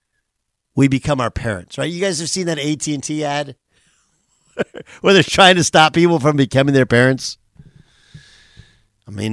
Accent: Southern California, United States; I grew up in Southern California

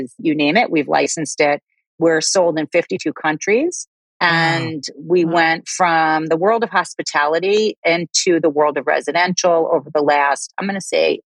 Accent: New York City, New York, United States; accent: New York; I'm outside of Manhattan. So I'm a New Yorker. You'll hear it in my accent once I start talking

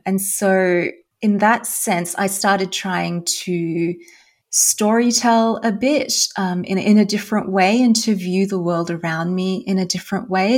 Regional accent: Australia; moved away as an adult; also born or lived in Germany / Netherlands; now in Iceland; I'm originally from Australia. Uh, I grew up in Australia and I then moved

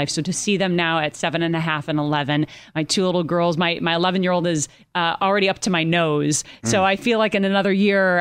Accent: Minneapolis, Minnesota, United States; now in Los Angeles, United States; we're going back to my hometown, Minneapolis

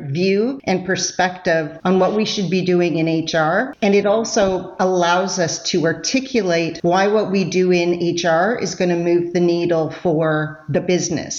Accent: Canada; I'm Canadian. I say process sometimes.

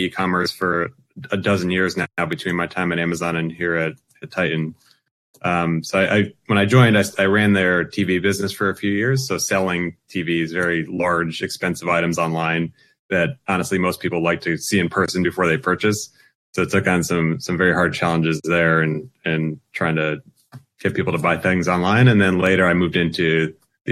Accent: South Windsor, Connecticut, United States; now in Seattle area, United States; I grew up in a small town outside Hartford, Connecticut called South Windsor

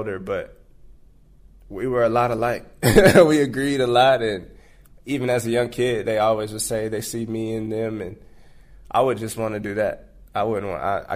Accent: San Antonio, Texas, United States; I'm from Texas. I'm from San Antonio

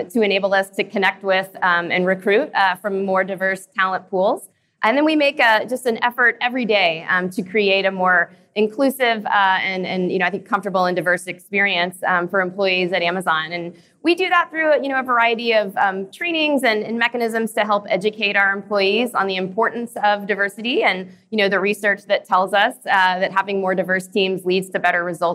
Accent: Knoxville, Tennessee, United States; moved away; I was actually born and raised in Knoxville, Tennessee

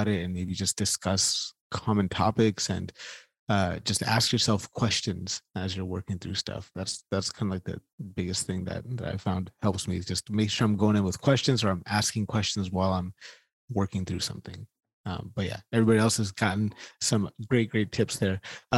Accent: Sacramento, California, United States; I'm from Sacramento

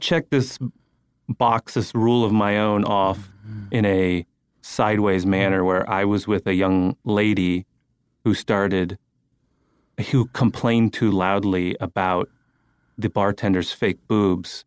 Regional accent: San Francisco, California, United States; moved away; I grew up in, uh, San Francisco

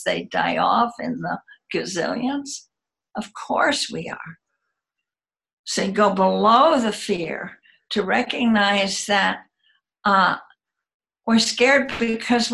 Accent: United States; I'm American and live in the United States

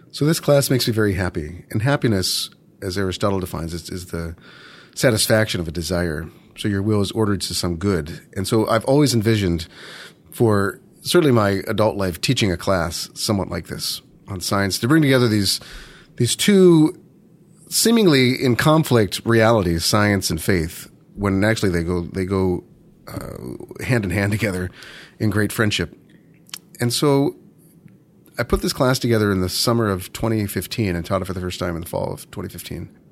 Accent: Baltimore, Maryland, United States; moved away as an adult; I was born and raised in, in Baltimore, Maryland

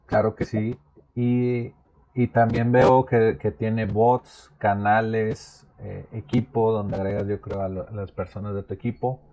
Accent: Monterrey, Nuevo León, Mexico; also born or lived in Naucalpan, State of Mexico; he vivido toda mi vida en Monterrey, pero nací en el Estado de México, en Naucalpan

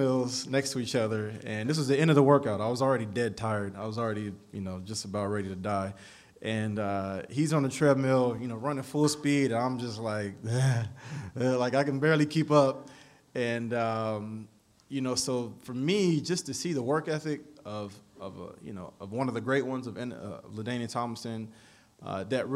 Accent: San Diego, California, United States; I grew up in San Diego, and born and raised

